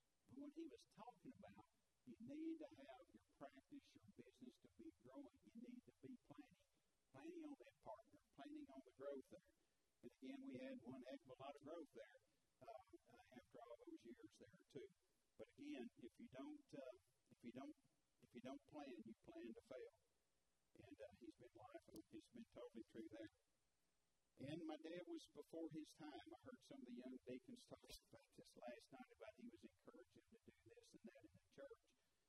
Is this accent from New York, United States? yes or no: no; Chicago, Illinois, United States; born there; I always say I was born in Chicago. They know I don't have that accent for that.